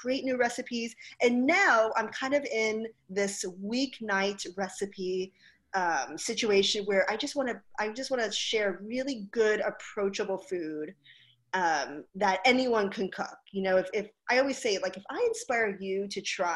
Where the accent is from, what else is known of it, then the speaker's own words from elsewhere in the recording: Hawaii, United States; moved away; I grew up in Hawaii